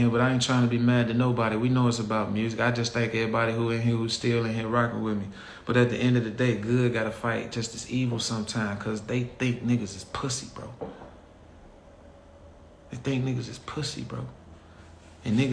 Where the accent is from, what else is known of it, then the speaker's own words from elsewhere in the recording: Chicago, Illinois, United States; moved away as an adult; also born or lived in Michigan; I left Chicago when I was 18, August 9th, 1999